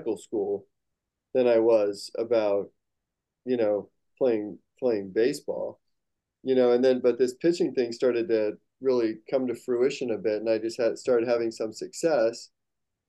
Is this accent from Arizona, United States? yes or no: yes; Phoenix, Arizona, United States; I was born in Phoenix, Arizona